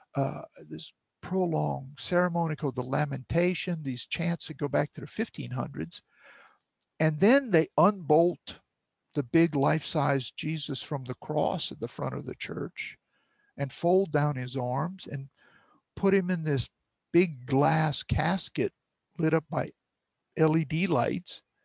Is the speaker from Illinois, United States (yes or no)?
no; Cut Off, Louisiana, United States; growing up in Cutoff, uh, in the surrounding marshes